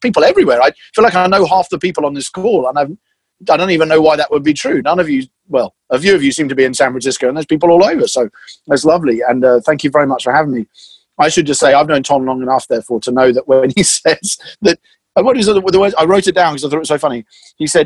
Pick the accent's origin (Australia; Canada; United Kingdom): United Kingdom; England; as I'm English